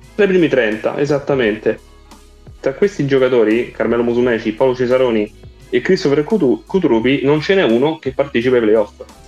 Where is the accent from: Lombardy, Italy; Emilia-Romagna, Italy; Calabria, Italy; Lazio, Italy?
Lazio, Italy; Rome; io e te Fabio siamo di Roma